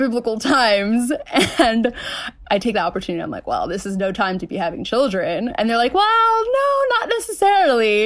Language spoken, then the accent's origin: English; New York City, New York, United States; I was born in Queens, New York